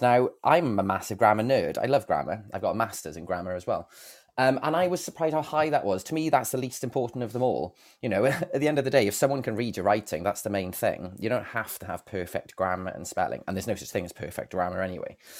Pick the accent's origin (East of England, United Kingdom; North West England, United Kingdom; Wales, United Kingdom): Wales, United Kingdom; Bridgend; now in Cardiff, United Kingdom; I've lived in Cardiff most of my life, uh, to be honest. My, I'm originally from Bridgend